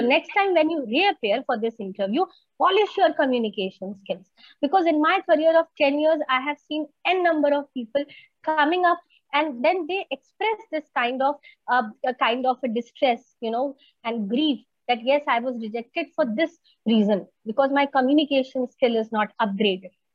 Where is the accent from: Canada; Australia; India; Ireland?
India; first language Hindi; English is a second language; we are from India, and we know that people are quite hesitant when it comes to English speaking because we have seen that Hindi is our mother tongue